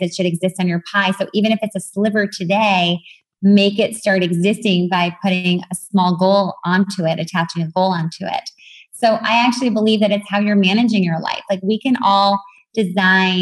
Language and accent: English; New York, United States; now in California, United States; I was born in New York